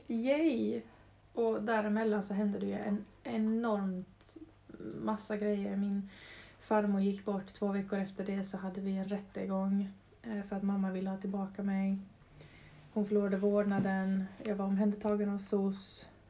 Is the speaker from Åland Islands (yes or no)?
yes; Brändö, Åland, Åland Islands; also born or lived in Mariehamn; längst bort på Åland på Brändö som är en ö med 400 människor. Så jag, växer, jag växte upp verkligen i skärgård